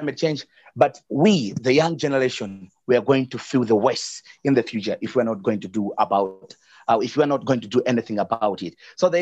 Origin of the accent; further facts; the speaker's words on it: Malawi; I'm from Malawi.